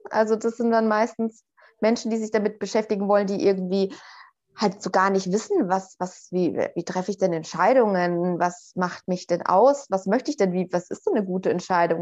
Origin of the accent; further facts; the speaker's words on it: Northern Bavaria, Germany; also born or lived in Berlin; now in Portugal; Ich bin auch äh, so in, in Nordbayern, in einer Kleinstadt aufgewachsen